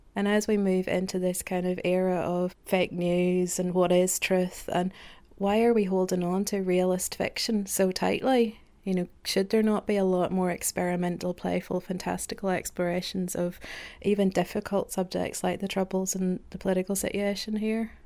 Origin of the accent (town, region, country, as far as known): Northern Ireland, United Kingdom; born or raised there; moved away